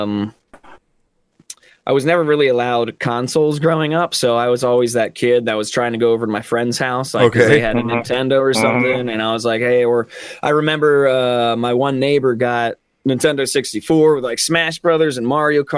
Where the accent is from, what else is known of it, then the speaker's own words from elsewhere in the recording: outside Philadelphia, Pennsylvania, United States; Pennsylvania, outside Philly area